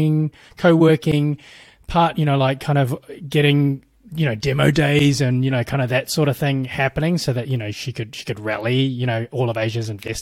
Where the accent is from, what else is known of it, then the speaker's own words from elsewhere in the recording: New Zealand; moved away as an adult; also born or lived in Bay Area, United States; now in United States; I'm from New Zealand originally.